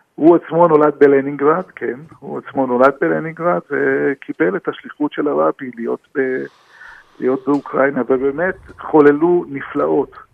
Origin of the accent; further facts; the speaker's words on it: Israel; אנחנו גרים פה בארץ ישראל, נולדנו בארץ ישראל